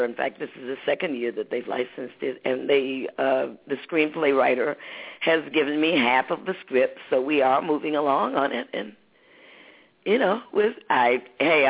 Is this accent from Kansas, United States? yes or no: no; Detroit, Michigan, United States; also born or lived in Muskegon, Michigan; I was from Detroit